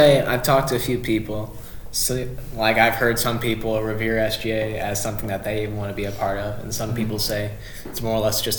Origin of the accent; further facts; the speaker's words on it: Carbondale, Illinois, United States; also born or lived in Murfreesboro; I'm from Carbondale.